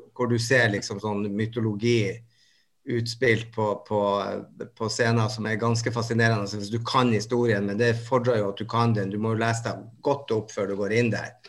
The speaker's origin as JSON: {"language": "Norwegian", "town": "Bodø", "region": "Nordland", "country": "Norway", "said": "jeg kommer fra Bodø"}